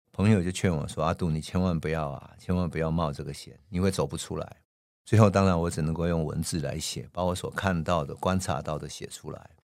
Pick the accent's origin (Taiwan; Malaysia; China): Taiwan; 看到我们生存在台湾，看到我们的乡土，我们真正的生存环境，我们看到我们的家乡、农村